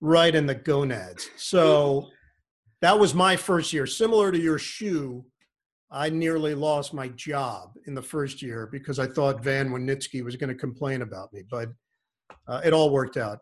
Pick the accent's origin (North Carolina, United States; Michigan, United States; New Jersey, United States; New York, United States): New York, United States; New York City; also born or lived in Rego Park; I grew up in Forest Hills